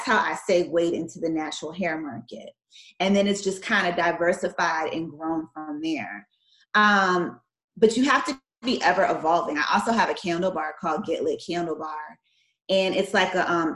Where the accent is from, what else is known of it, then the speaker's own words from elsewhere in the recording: Maryland, United States; moved away as an adult; also born or lived in Washington, D.C. / Miami, Florida; I'm from Maryland, and I went to law school in D.C. at George Washington